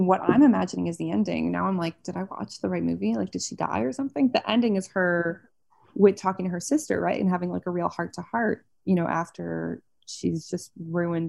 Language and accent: English; Toronto, Ontario, Canada; moved away; also born or lived in New York; I'm from Toronto, but I lived in New York for 7 years.